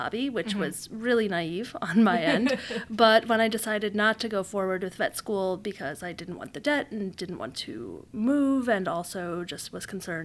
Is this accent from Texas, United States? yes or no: no; La Grange, Illinois, United States; I'm from LaGrange